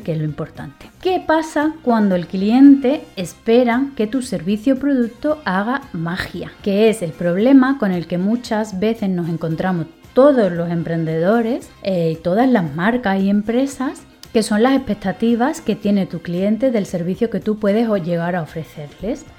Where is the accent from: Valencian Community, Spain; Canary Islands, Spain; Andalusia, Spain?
Andalusia, Spain; Seville; moved away; also born or lived in Madrid; yo soy española soy de Sevilla, aunque he vivido en Madrid muchísimos años